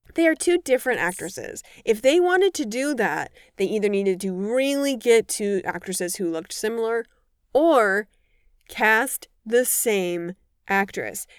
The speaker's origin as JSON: {"language": "English", "town": "Madison", "region": "Wisconsin", "country": "United States", "tie": "born or raised there", "moved": "yes", "lives_now": "Chicago, United States", "said": "I either grew up right outside of Madison or I grew up in Madison"}